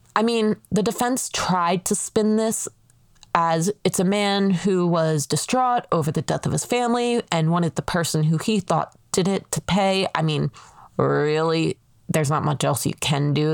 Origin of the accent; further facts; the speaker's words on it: Pennsylvania, United States; being a P A resident, I am taking it back to my home state